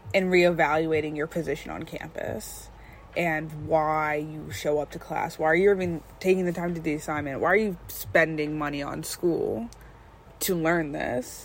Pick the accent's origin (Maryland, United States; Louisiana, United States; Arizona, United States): Maryland, United States; Crofton; also born or lived in Odenton, Maryland; we're not actually from Baltimore, we're not actually from DC, we're from Crofton and Odenton, Maryland